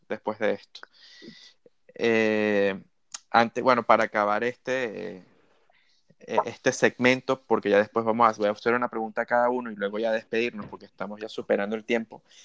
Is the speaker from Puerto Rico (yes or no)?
no; Spain; como españoles, como ciudadanos de este, este país